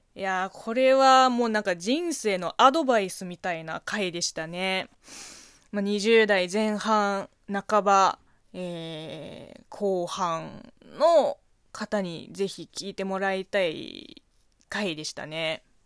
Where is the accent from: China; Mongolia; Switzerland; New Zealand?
China; Japanese is a second language; moved away as an adult; also born or lived in Beijing / Japan; 中国生まれ中国育ちの私